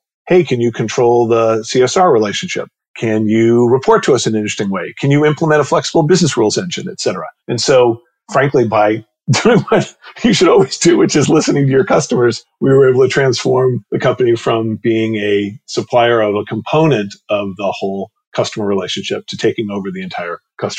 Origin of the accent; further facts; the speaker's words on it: New York, United States; also born or lived in Palo Alto / Los Angeles; I was born in Palo Alto, California. I live in Palo Alto, California. In fact, probably about 500 yards from where I was born. I was like a salmon that swam back home because I actually grew up in New York